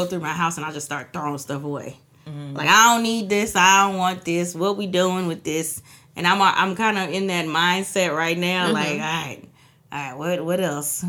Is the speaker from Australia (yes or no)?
no; Trinidad & Tobago; I'm from Trinidad